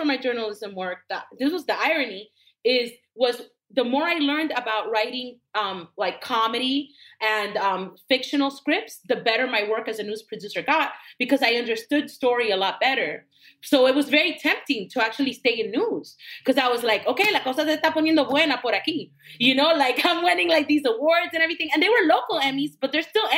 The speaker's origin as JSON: {"language": "English", "town": "Miami", "region": "Florida", "country": "United States", "tie": "born or raised there", "also_born_or_lived": "San Juan, Puerto Rico", "first_language": "Spanish", "second_language": "English", "said": "because I grew up in Miami and almost everybody in my school was Latino or a person of color."}